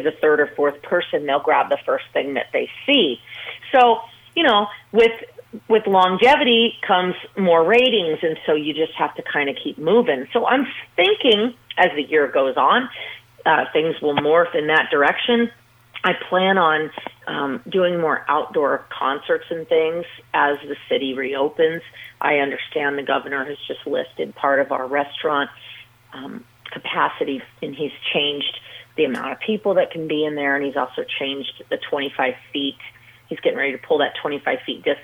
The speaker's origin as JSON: {"language": "English", "town": "Las Vegas", "region": "Nevada", "country": "United States", "tie": "born or raised there", "said": "growing up in Las Vegas and then starting to train as a little girl"}